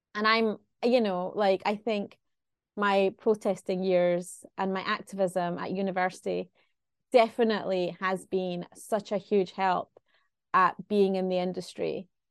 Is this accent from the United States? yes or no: no; Glasgow, Scotland, United Kingdom; I'm from Glasgow